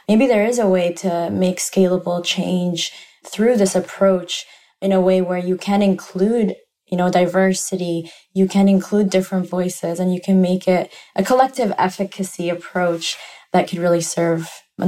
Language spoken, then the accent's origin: English; Yemen; moved away; also born or lived in Toronto, Canada; You know, I'm from Yemen, there's war in Yemen, it's kind of just being able to process all of that.